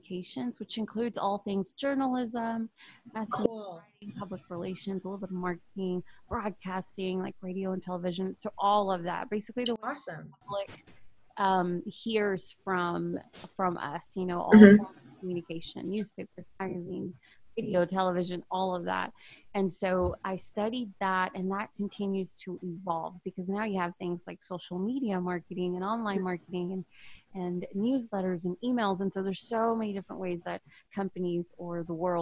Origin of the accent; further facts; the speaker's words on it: Houston, Texas, United States; also born or lived in Humble, Texas / Marshall/Longview, East Texas; I was born and raised in Houston